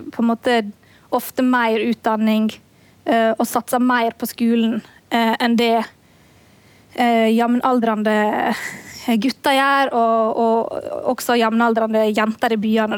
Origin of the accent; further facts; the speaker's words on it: Møre og Romsdal, Norway; også i Møre og Romsdal, der jeg kommer fra